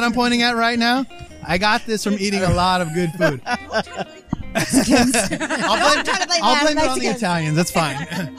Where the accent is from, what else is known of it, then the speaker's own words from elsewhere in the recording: Bay Area, California, United States; now in Arizona, United States; I got to stick up for my Bay Area people here.